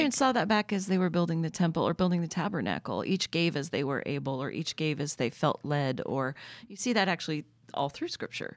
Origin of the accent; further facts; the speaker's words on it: Oregon, United States; growing up in Oregon